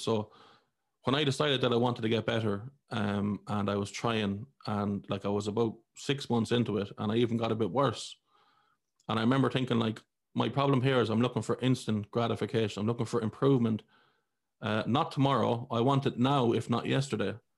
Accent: Ireland; I grew up in Ireland, I was a Catholic.

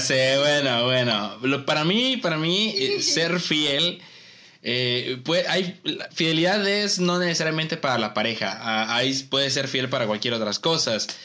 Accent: Ciudad Madero, Tamaulipas, Mexico; soy de aquí de Tampico Madero, o sea, de Madero

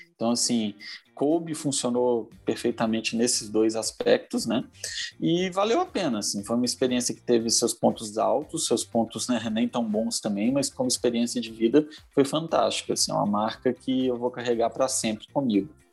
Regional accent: Belo Horizonte, Minas Gerais, Brazil; sou aqui de Belo Horizonte

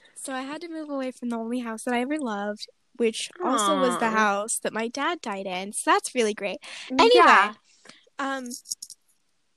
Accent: United States

